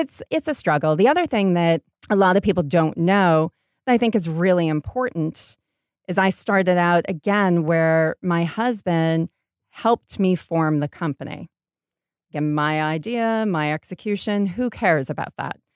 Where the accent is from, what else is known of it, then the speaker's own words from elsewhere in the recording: Portland, Maine, United States; moved away as an adult; also born or lived in Rhode Island / London / New York; now in Los Angeles, United States; I grew up in Portland, Maine, and went to school in Rhode Island